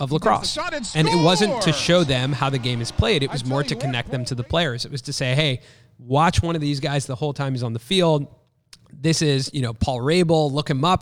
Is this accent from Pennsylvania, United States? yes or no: no; Los Angeles, California, United States; I grew up in Los Angeles